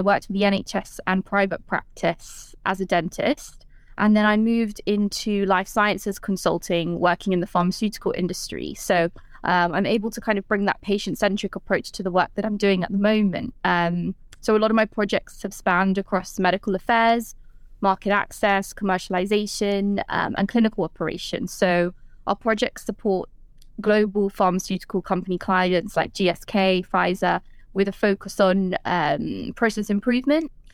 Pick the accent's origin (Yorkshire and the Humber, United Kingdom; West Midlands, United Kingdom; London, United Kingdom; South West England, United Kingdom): London, United Kingdom; I'm from London